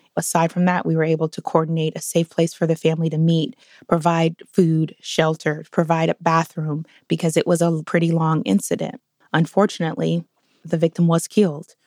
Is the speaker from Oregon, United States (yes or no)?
yes; Portland, Oregon, United States; I grew up in Northeast Portland in the early nineties